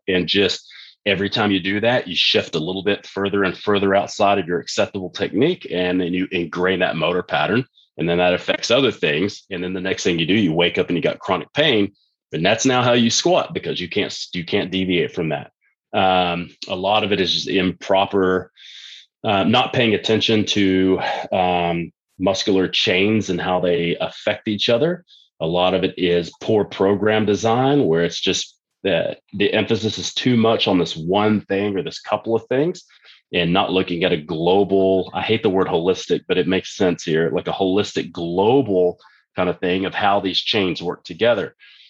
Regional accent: Texas, United States; when I was growing up in Texas, it was really common, like it is in most countries

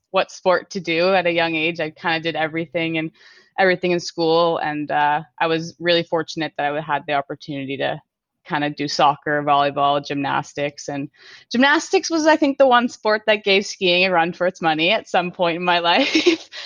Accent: King City, Ontario, Canada; I grew up in King City, Aurora

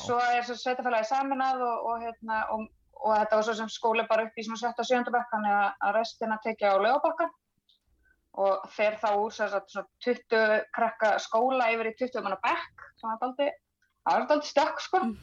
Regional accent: Tannstaðabakki, Northwestern Region, Iceland; also born or lived in Hvanneyri; ég er frá Tannstabakka í Hrjóttuferði Eh, fætt hér og, og uppalinn

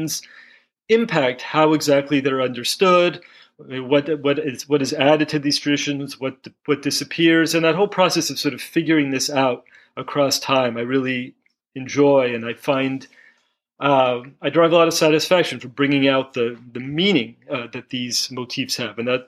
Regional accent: Los Angeles, California, United States; also born or lived in Chicago / Boston / New Haven / Jerusalem; now in Phoenix, United States; I grew up in Los Angeles, lived in a lot of places.

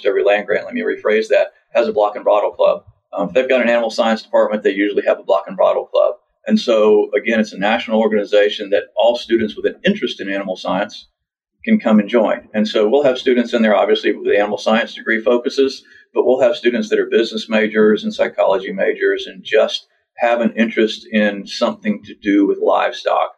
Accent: Lakeland, Florida, United States; I grew up in Polk County in Lakeland, and I worked for various ranches down there

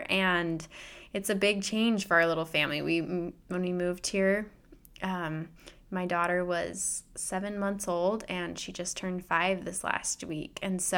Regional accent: Utah, United States; now in Iowa, United States; We're currently living in Iowa. We have been for the last several years. We're going from Iowa to Utah, that's where I grew up, and that's where a lot of family members are and friends, and it feels like home.

